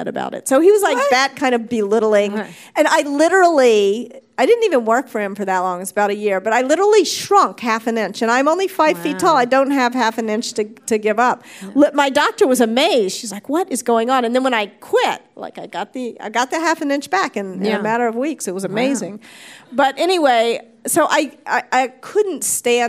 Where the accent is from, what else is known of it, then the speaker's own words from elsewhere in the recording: the South, United States; moved away; also born or lived in New York / California; I was raised in the South. You know, I was raised to be a polite Southern girl